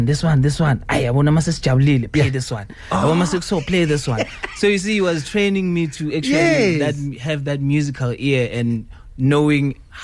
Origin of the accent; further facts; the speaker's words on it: Ivory Park, Gauteng, South Africa; I'm from Ivory Park. Born and raised in Ivory Park.